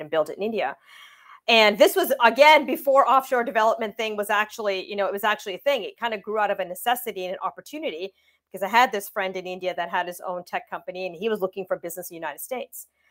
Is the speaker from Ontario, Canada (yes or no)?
yes; Windsor, Ontario, Canada; I grew up in Windsor, Ontario, Canada